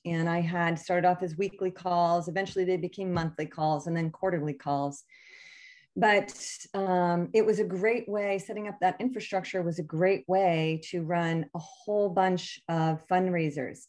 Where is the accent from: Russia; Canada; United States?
United States; Connecticut; we grew up in Connecticut